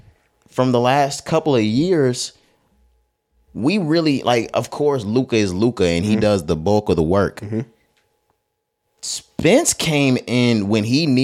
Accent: Dallas-Fort Worth area, Texas, United States; We're from Texas, and we from the Dallas-Fort Worth area

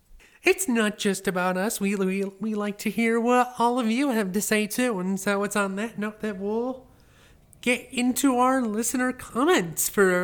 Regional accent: New York, United States; As a New Yorker, I always have to go to JFK to travel.

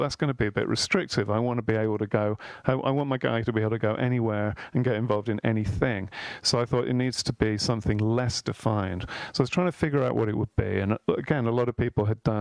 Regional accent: Birmingham, West Midlands, United Kingdom; I was born in Birmingham, England

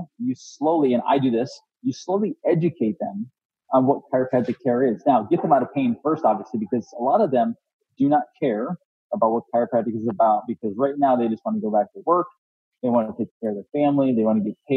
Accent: Florida, United States; I'm from Florida

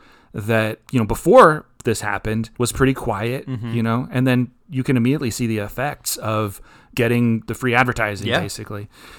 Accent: Bay Area, California, United States; I'm from the Bay Area

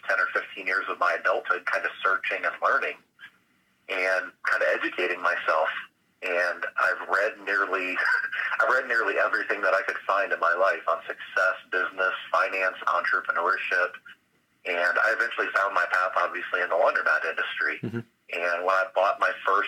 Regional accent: Flint, Michigan, United States; lived most of my childhood in my hometown of Flint, Michigan

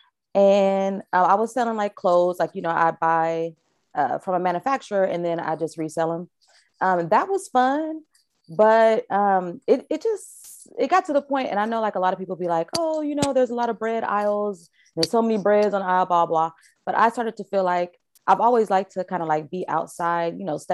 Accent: Vallejo, California, United States; also born or lived in Richmond, California; I'm from Vallejo. From the V.

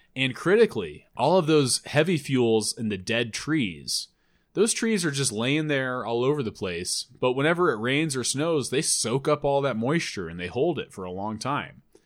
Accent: Loveland, Colorado, United States; my hometown of Loveland

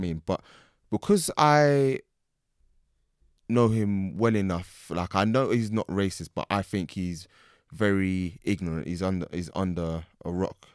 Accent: England, United Kingdom; I'm born here. I can't ever forget the fact that I'm born here

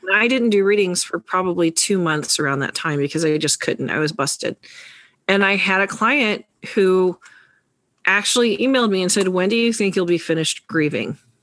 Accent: New York, United States; the New Yorker

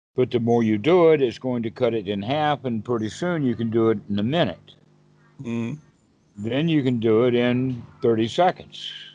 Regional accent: United States; I'm the American version

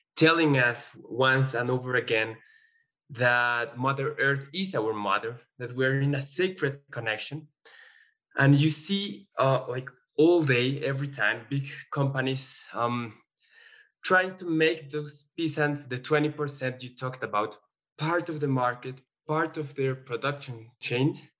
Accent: Colombia; I'm from Colombia, South America

